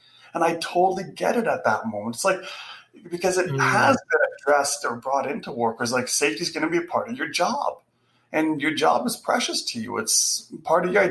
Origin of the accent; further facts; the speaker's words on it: Canada; we're Canadian